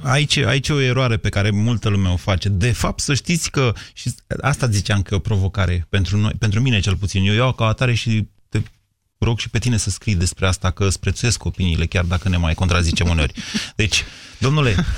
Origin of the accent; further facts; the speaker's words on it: Romania; ca român de aici din România